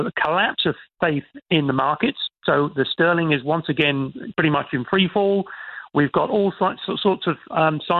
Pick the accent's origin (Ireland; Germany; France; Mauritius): Ireland; As an Irishman